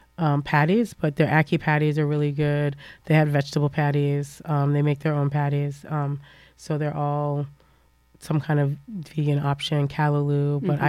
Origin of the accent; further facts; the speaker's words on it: Jamaica; I'm Jamaican.